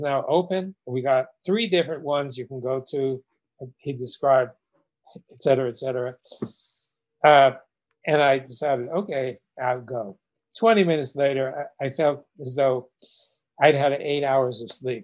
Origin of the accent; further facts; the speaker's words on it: New York City, New York, United States; growing up in Brooklyn, New York